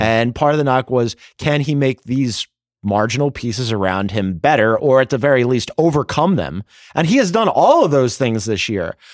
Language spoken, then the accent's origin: English; Philadelphia, Pennsylvania, United States; as a Philadelphian